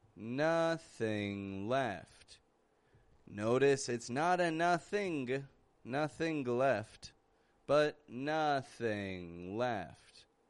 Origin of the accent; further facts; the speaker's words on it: Canada; I'm from Canada